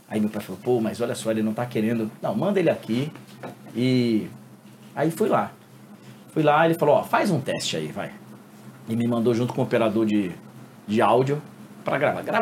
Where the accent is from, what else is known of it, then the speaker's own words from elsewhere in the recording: Guarulhos, São Paulo, Brazil; born there; Apesar de ter nascido aqui nasci em Guarulhos.